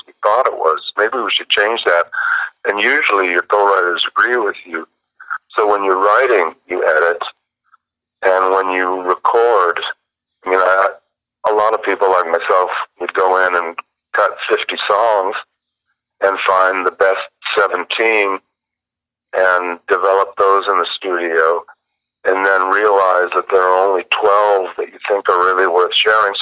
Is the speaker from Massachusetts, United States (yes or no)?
no; Lake Forest / Orange County, California, United States; That's my old hometown, man.